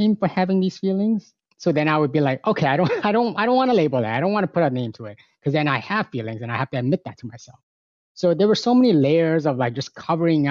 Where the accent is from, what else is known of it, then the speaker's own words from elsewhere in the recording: Markham, Ontario, Canada; also born or lived in Hong Kong; Born in Hong Kong, came here when I was 6 years old, been running around in Markham, a small town within the province of Ontario, close enough to Toronto. And grew up with a whole lot of other immigrants